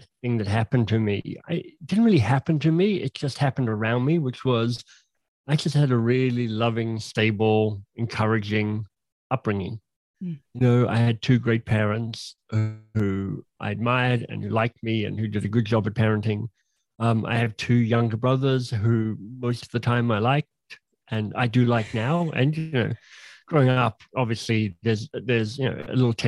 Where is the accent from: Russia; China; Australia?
Australia; Canberra, Australian Capital Territory; moved away as an adult; also born or lived in England / Oxford / Boston; now in Toronto, Canada; did undergraduate studies in Canberra, my hometown